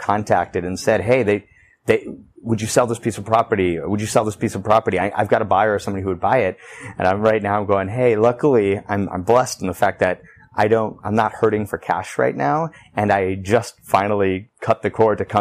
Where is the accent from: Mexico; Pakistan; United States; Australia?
Mexico; Tepic, Nayarit; now in Nicaragua; I was born in Tepic, Nayarit, or near San Francisco in that area of Mexico